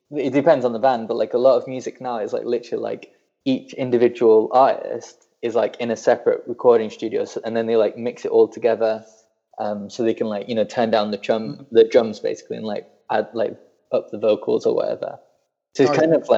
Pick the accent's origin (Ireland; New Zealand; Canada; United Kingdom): United Kingdom; Burnley, North West England; you've ruined my accent because I definitely don't sound like I'm from Burnley anymore.